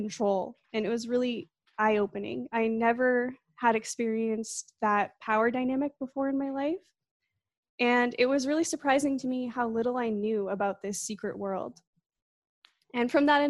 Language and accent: English; Plymouth, Massachusetts, United States; now in Bakersfield, United States; I actually grew up on the other side of the country in Plymouth, Massachusetts